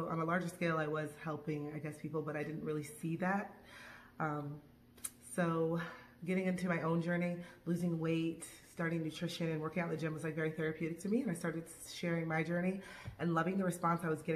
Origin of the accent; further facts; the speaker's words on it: Tampa, Florida, United States; moved away as an adult; now in Los Angeles, United States; I'm originally from Tampa, Florida